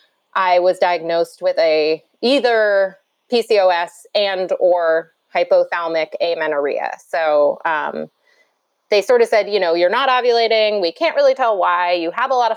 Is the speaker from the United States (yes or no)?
yes; New York City, New York, United States; I grew up in New York, as I said, New York City